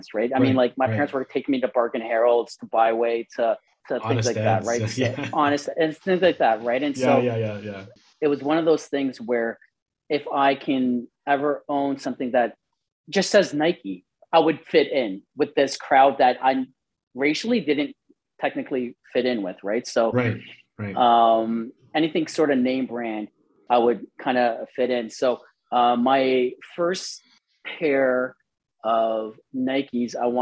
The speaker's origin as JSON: {"language": "English", "town": "Toronto", "region": "Ontario", "country": "Canada", "tie": "born or raised there", "said": "growing up in Scarborough"}